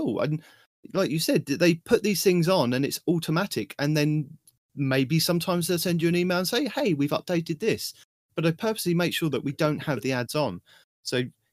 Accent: United Kingdom; I'm your British host

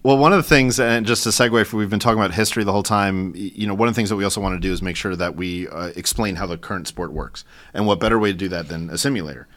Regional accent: New York, United States; I'm a New Yorker

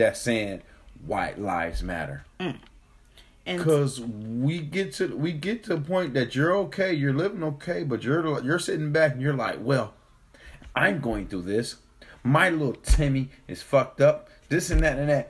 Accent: United States; I was born in 1985 here in motherfucking America

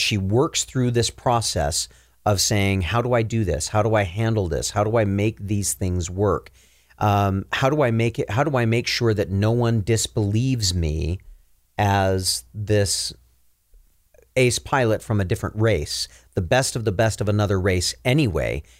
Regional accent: Minnesota, United States; now in Utah, United States; growing up in Minnesota

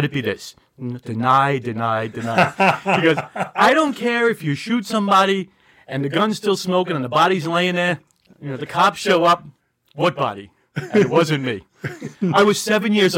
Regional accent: New York City, New York, United States; growing up in the Bronx, we had a lot of happy days

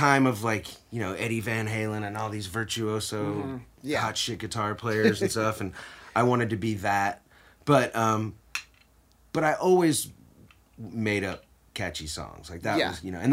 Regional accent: Dallas, Texas, United States; also born or lived in New York; I grew up mostly here in Dallas

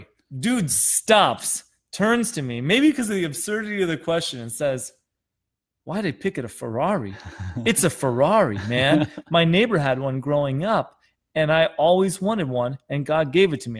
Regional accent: Wisconsin, United States; moved away; I'm from Wisconsin.

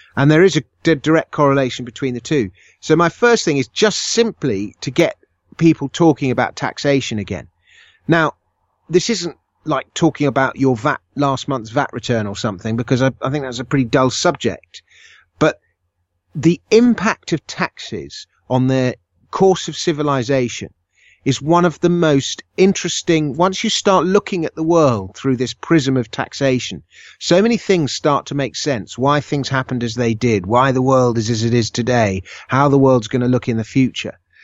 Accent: United Kingdom; I was born in Britain

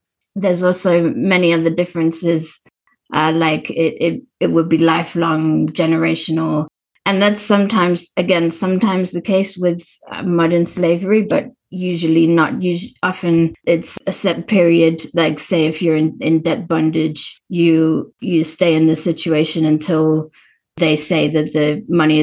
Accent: South Africa; as a South African who's experienced apartheid conditions

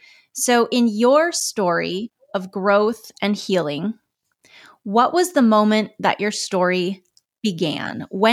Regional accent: United States; moved away as an adult; also born or lived in Europe; As James said, I'm a friend of his. I'm an American who spent time living in Europe

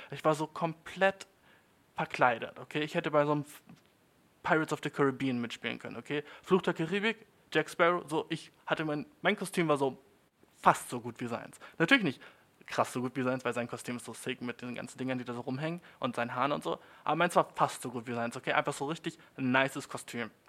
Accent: Germany; Und die, damals schon mit elf war ich so, aus Deutschland, Bitch, ne?

